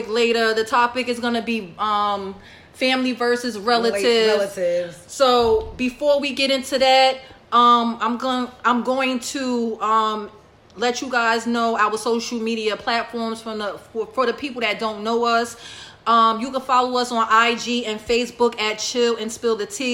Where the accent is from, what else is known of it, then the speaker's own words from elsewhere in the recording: Newark, New Jersey, United States; I'm from Newark